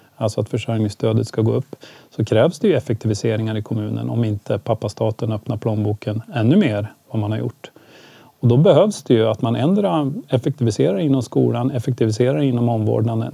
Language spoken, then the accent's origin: Swedish; Ljusdal, Gävleborg County, Sweden; now in Gävle, Sweden; jag växte upp i Ljusdal och det var ganska stökigt där